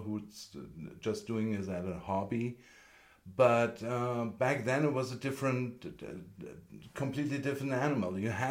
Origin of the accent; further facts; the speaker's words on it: Vienna, Austria; moved away as an adult; also born or lived in Germany / Los Angeles, United States; now in Santa Fe, United States; I was born in Germany and grew up in Austria, and then I moved with my wife to LA in 2003